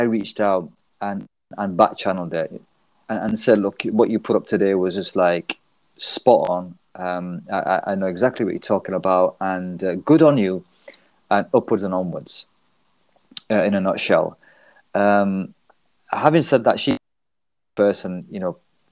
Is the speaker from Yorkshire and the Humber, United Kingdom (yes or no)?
yes; Leeds, Yorkshire and the Humber, United Kingdom; I'm from Leeds, UK